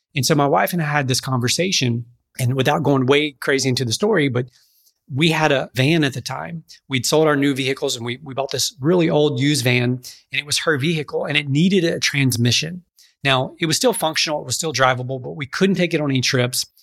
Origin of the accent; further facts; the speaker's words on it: Pineville, Louisiana, United States; I grew up in Alexandria, uh, Louisiana area, actually across the river in a town called Pineville